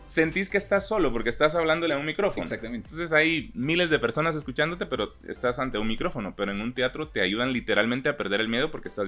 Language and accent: Spanish; Chiquimula, Guatemala; born there; Em, pero yo nací en Chiquimula